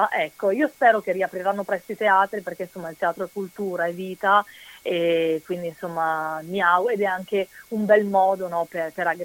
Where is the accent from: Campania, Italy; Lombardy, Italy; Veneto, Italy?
Veneto, Italy; sono molto legata alla mia terra. Quando vado a fare i provini, dico sempre anche ai miei colleghi, se ho un provino da fare lo traduco prima in veneto